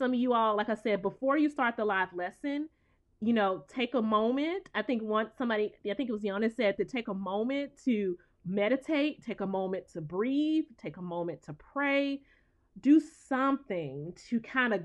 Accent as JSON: {"language": "English", "region": "the South", "country": "United States", "said": "I'm from the South"}